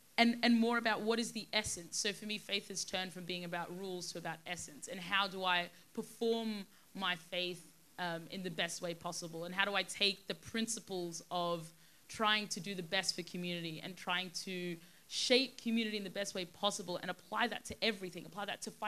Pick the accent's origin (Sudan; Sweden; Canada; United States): Sudan; born there; And remember, I was born in Sudan. I was born in one of the poorest countries in the world with very, very little opportunity and access to anything, really.